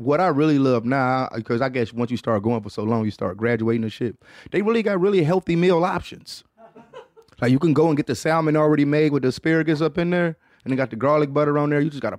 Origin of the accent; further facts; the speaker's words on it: Florida, United States; I'm from Florida where white people... shit is fucking with alligators.